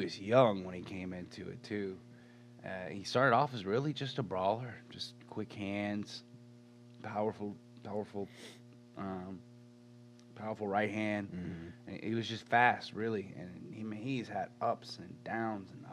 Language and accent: English; Mississippi, United States; I'm from Mississippi. I got a little bit of that Mississippi pride in me.